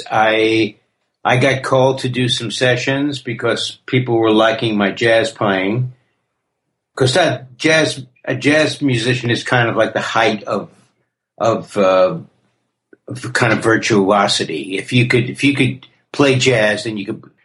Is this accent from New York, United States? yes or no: yes; New York City, New York, United States; also born or lived in Queens / Manhattan / Brooklyn; Born and raised in the Bronx, early years in the Bronx. Moved to Queens and I moved to the city.